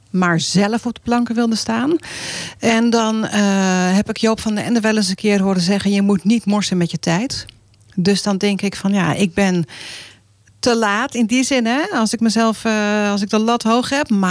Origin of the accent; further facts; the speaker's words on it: Sint Maarten; also born or lived in Gouda / Moordrecht; ik eigenlijk eh, kort gewoond. via Moordrecht zijn we verhuisd toen naar Sint Maarten. Ik was nog heel